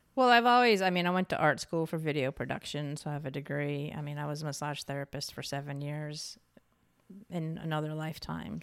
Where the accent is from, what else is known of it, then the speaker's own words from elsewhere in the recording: New York, United States; moved away; also born or lived in Santa Fe, New Mexico / California / Portland, Oregon; I'm originally from New York State, so lived in Santa Fe, New Mexico for a while